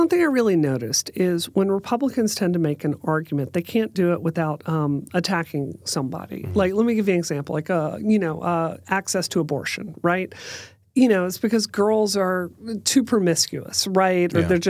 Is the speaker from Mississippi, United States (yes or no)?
yes; Mississippi, United States; born or raised there; moved away as an adult; also born or lived in West Virginia / Washington, D.C.